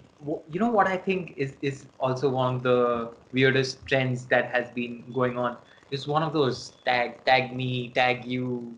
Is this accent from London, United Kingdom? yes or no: yes; London, United Kingdom; knew that I was from this thing. I was from London.